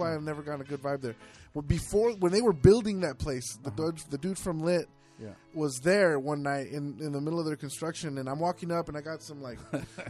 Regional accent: Fullerton, California, United States; I'm from Fullerton, so I know all that area anyway.

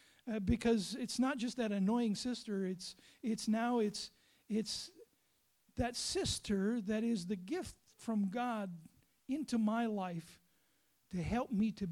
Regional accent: Lake Superior area, United States; now in South Dakota, United States; But I grew up on Lake Superior, and it was Lake Superior agates.

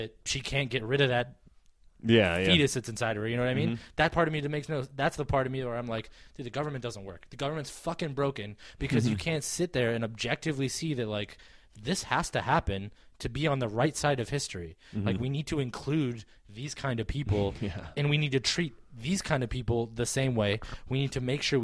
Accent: Wisconsin, United States; now in Connecticut, United States; I'm from Wisconsin originally

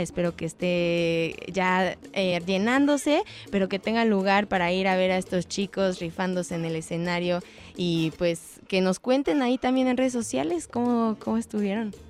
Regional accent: Iztapalapa, Mexico City, Mexico; yo soy de Iztapalapa.

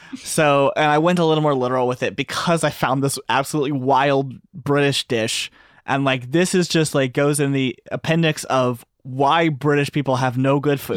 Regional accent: Texas, United States; I'm from Texas

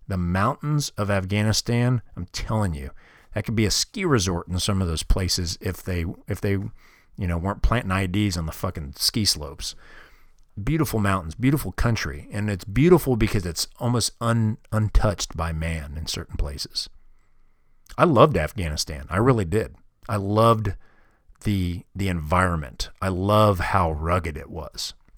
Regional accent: Kansas City, Missouri, United States; moved away; I grew up in Kansas City, Missouri, and all my family's still there

